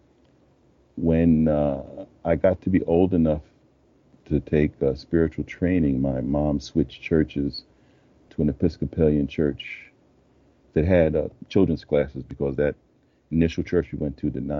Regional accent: New York, United States; I'm a native New Yorker, and I grew up in Harlem in the mid-50s

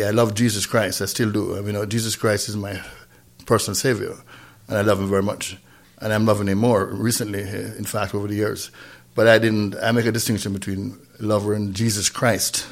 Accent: Saint Thomas, Jamaica; moved away; also born or lived in North Carolina; we grew up in St. Thomas, Jamaica, not St. Thomas, Virgin Islands, but St. Thomas, Jamaica, in a little town called Trinaville, outside of Marat Bay

